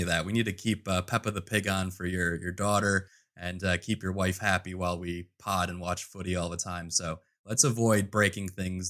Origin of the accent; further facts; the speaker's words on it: Midwest, United States; I mean, I'm from the Midwest, so we have multiple meals very often in one sitting.